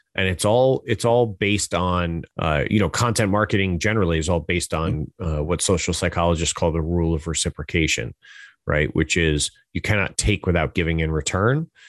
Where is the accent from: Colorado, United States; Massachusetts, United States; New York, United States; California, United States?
New York, United States; Hudson Valley; I'm from New York, uh, from the Hudson Valley area